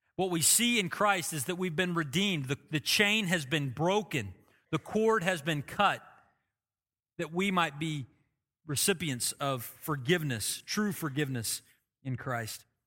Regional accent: Oklahoma, United States; I've lived in Oklahoma my whole life, I could say I'm blessed 'cause I'm an Oklahoman

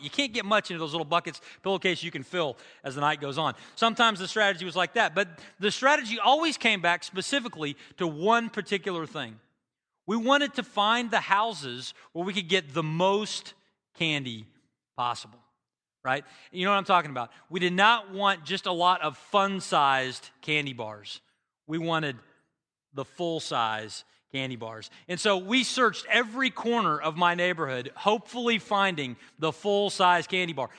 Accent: Bartlesville, Oklahoma, United States; Bartlesville, which is my hometown

